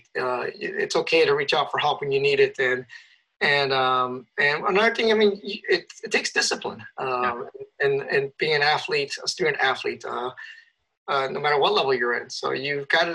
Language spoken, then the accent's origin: English; Chicago, Illinois, United States; moved away as an adult; also born or lived in Boulder, Colorado; Chicago, my hometown